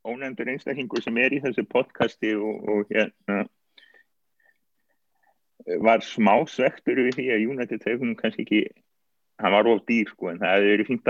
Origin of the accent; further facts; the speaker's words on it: Iceland; Ég menna við erum Íslandingar, við vitum hvað gerist þegar Íslandingar landsins með þá ekki senst.